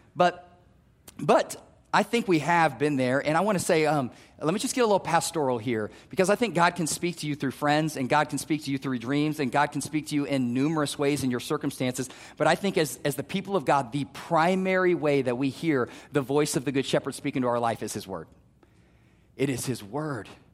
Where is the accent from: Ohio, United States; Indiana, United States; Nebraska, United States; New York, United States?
Nebraska, United States; Omaha; also born or lived in Wayne, Nebraska; I grew up in North Omaha